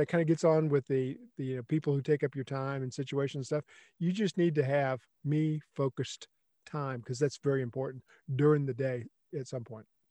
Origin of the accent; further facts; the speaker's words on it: South Texas, United States; I grew up in South Texas